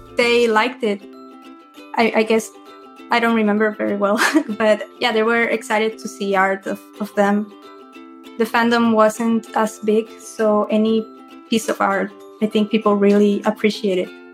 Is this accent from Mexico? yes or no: yes; Mexico; I am from Mexico